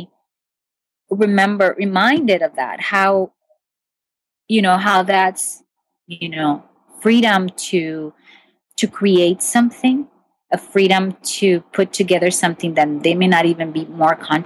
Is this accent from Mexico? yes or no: yes; Mexico; moved away; I grew up my childhood, pretty much I grew up in Mexico.